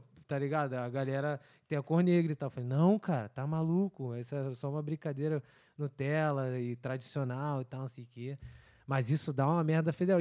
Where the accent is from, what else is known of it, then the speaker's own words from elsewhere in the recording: Rio de Janeiro, Brazil; now in Vancouver, Canada; como bom carioca, cara, eu nunca fui acostumado ao frio.